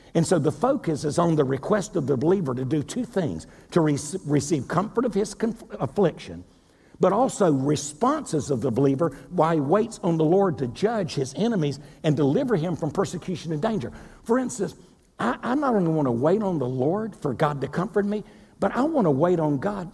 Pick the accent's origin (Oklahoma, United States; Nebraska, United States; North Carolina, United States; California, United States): North Carolina, United States; Wilmington; moved away; Wilmington, North Carolina, my hometown